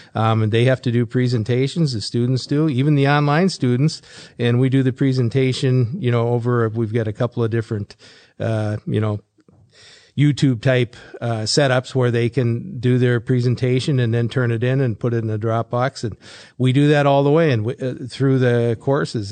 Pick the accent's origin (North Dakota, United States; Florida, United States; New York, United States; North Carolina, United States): North Dakota, United States; Fargo; I grew up in Fargo